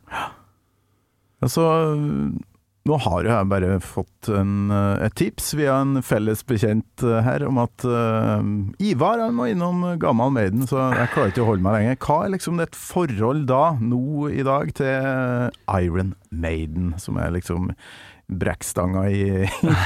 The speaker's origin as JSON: {"language": "Norwegian", "town": "Kolvereid", "region": "Trøndelag", "country": "Norway", "said": "der jeg kommer fra, på Kolvereid"}